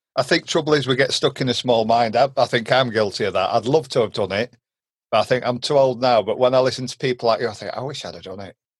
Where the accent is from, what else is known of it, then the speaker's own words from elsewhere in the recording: Derbyshire, East Midlands, United Kingdom; Derbyshire, you know, where we were from, little small, I middle of nowhere country village